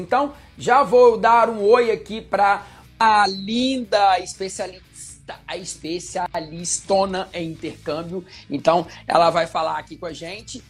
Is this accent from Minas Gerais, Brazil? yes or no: yes; Minas Gerais, Brazil; moved away as an adult; now in Rio de Janeiro, Brazil; sou mineiro, moro aqui no Rio tem mais ou menos uns 5, 6 anos